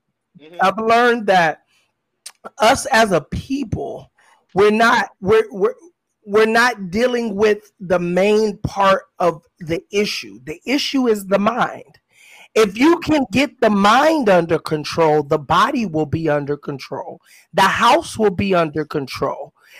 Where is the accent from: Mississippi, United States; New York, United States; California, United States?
California, United States; born there; also born or lived in Texas; I was born in California, and I'm going to put this illustration real fast, I promise.